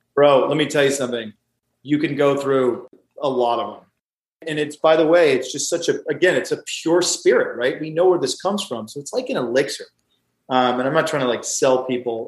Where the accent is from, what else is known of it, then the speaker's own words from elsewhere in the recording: the South, United States; I grew up with mint juleps just because I'm from the South